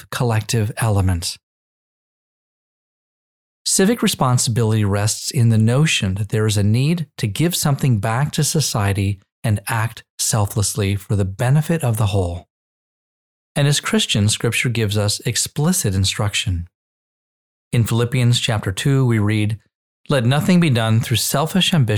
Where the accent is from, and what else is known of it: United States